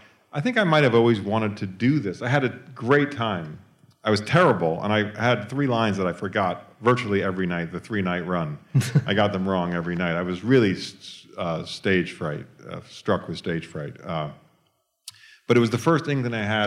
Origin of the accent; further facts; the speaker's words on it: New York, United States; I grew up in New York, and we had lots of rallies and marches.